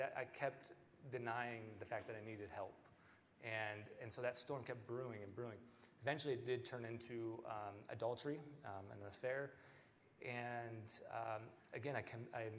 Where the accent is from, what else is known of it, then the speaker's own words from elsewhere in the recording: Bremerton, Washington, United States; moved away as an adult; now in Iowa, United States; I'm from Bremerton, Washington originally